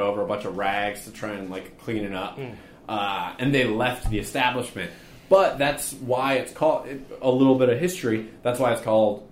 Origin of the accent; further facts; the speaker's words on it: Massachusetts, United States; I grew up in Massachusetts and there was an Abdow's Big Boy in Agawam